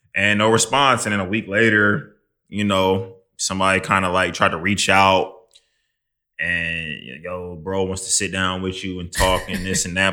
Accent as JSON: {"language": "English", "region": "Midwest", "country": "United States", "moved": "yes", "lives_now": "New York, United States", "said": "I'm from the Midwest"}